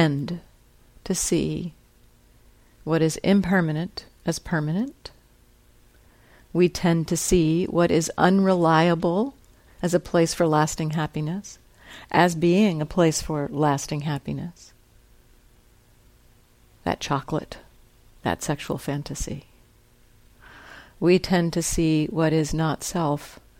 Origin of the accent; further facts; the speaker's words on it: New Jersey, United States; I grew up in New Jersey and went to that school and knew all these people